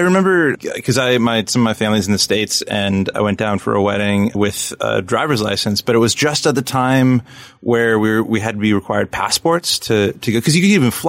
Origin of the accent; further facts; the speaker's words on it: Canada; I'm telling you, I'm Canadian.